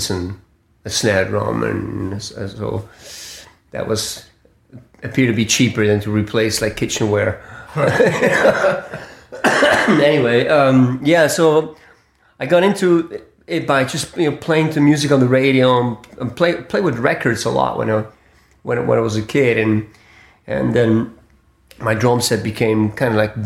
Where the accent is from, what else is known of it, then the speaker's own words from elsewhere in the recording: Switzerland; moved away; also born or lived in Far East / Spain / Italy; I was born in Switzerland